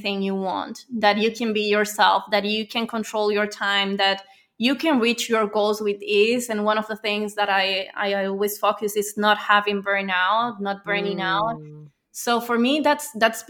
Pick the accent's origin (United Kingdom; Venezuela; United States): Venezuela; now in Spain; So I'm from Venezuela. I live in Spain